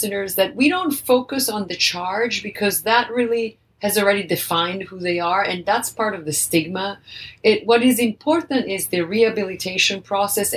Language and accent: English; Italy; now in United States; I'm originally from Italy